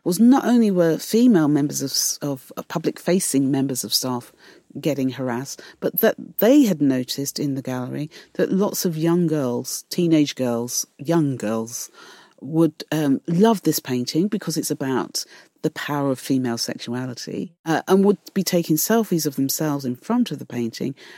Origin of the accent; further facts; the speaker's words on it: London, United Kingdom; growing up, and growing up in East London